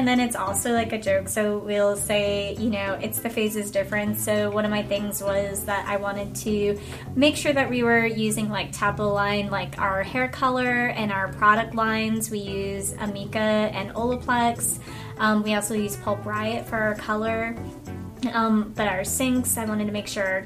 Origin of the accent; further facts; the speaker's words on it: Virginia, United States; I am from Virginia